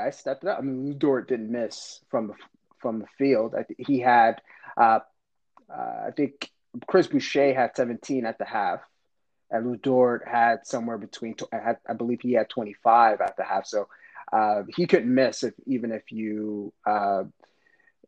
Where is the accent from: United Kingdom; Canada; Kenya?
Canada; Montreal, Quebec; I grew up in LaSalle, so just a suburb just outside of downtown Montreal